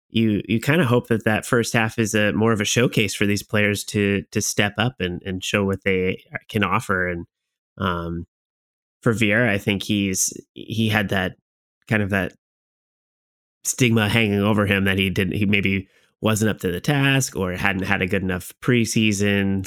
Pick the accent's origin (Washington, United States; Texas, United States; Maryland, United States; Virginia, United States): Washington, United States